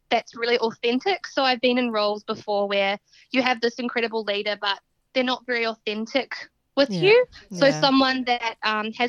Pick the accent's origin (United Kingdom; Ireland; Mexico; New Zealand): New Zealand; Southbridge, Canterbury; moved away as an adult; now in Australia; I am a Kiwi from actually a really small rural town in New Zealand called Southbridge, and then we moved to the city.